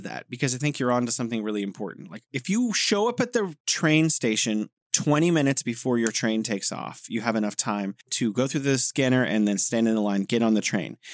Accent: United States; as an American

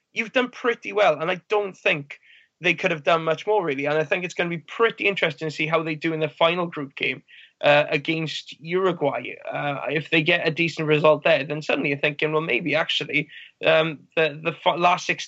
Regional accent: Wales, United Kingdom; as a Welshman

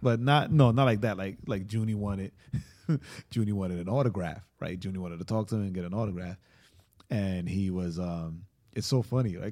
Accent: New York, United States; I'm from New York

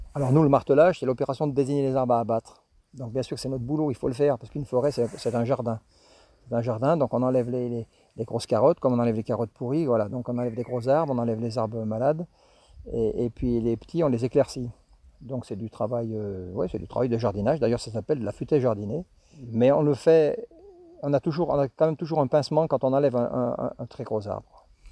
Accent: Villard-de-Lans, Auvergne-Rhône-Alpes, France; moved away as an adult; also born or lived in Jura; now in Saint-Pierre-de-Chartreuse, France; je suis originaire du Vercors, hein, je suis de villard

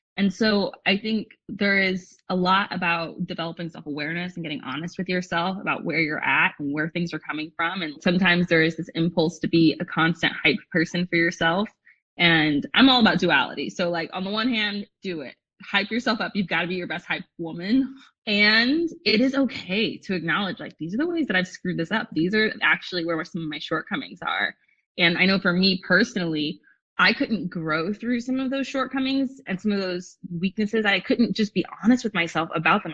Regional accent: a suburb outside of Los Angeles, California, United States; I grew up in a suburb outside of LA.

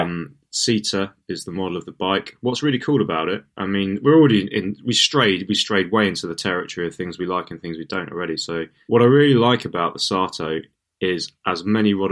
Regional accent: Portsmouth, South East England, United Kingdom; moved away; Portsmouth is actually an island. Portsea Island, little known fact. But that's my hometown.

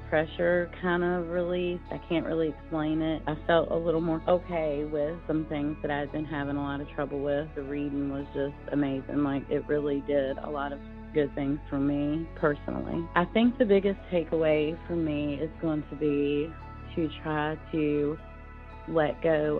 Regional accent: Natural Bridge, Virginia, United States; I am from Natural Bridge, Virginia.

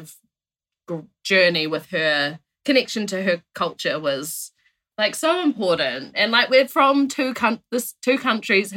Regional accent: Timaru, Canterbury, New Zealand; I'm from Team Aru

